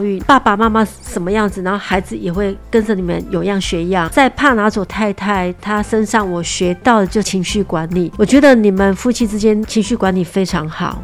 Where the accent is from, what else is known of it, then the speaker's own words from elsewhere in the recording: Taiwan; 我们台湾人有台湾人的行情